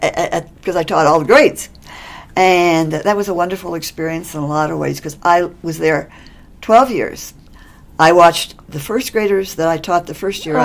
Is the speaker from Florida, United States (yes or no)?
no; McPherson, Kansas, United States; moved away as an adult; also born or lived in Oklahoma / Texas / Mississippi / Colorado; now in Westminster, United States; I was born and raised in Kansas.